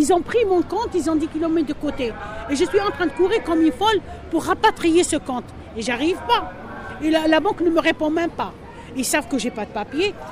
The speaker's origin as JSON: {"language": "French", "country": "Algeria", "moved": "as an adult", "lives_now": "France", "said": "je suis algérienne."}